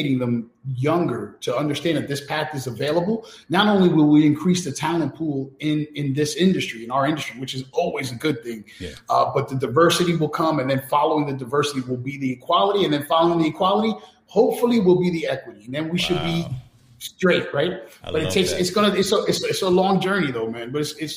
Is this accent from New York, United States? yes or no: yes; New York City, New York, United States; I grew up in New York City, where Malcolm X was praised as a hero in school